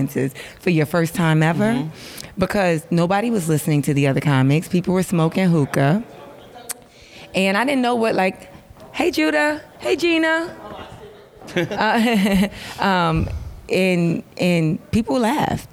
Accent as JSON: {"language": "English", "region": "New York", "country": "United States", "moved": "as an adult", "lives_now": "Los Angeles, United States", "said": "much as I live in LA, I'm from New York"}